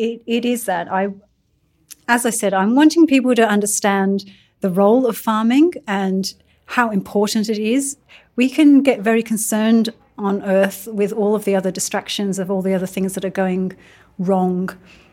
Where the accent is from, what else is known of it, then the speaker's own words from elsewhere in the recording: England, United Kingdom; now in Australia; I'm also an immigrant. I'm from England and I'm also Turkish Indian.